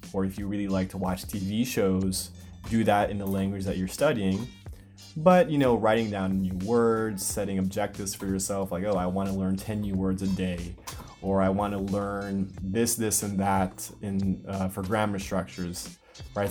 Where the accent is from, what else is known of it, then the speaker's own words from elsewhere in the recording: United States; first language English; I'm originally from the United States, so obviously my native language is English.